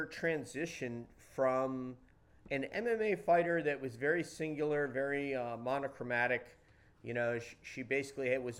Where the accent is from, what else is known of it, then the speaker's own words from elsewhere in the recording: New York, United States; I'm from New York, Hendrick Hudson High School